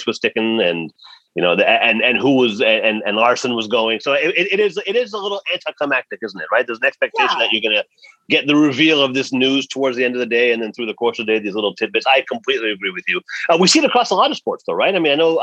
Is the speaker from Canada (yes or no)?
yes; Canada; I'm a Canadian